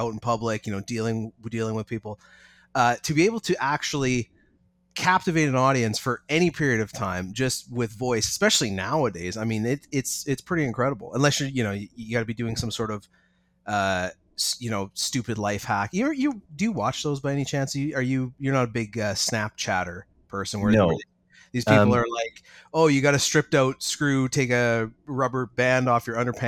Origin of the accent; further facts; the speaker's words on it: British Columbia, Canada; I'm a mechanic from Canada, Northern Canada, BC